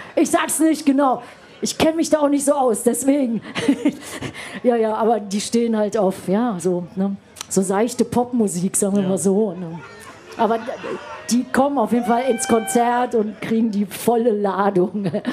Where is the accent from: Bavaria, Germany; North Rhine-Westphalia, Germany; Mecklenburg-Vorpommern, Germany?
North Rhine-Westphalia, Germany; Düsseldorf; moved away; wir kommen ja beide aus Düsseldorf